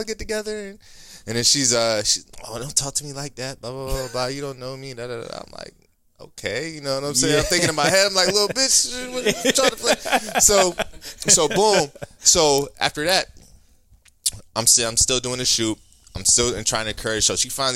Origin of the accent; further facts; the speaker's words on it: Ohio, United States; moved away; I'm originally from Ohio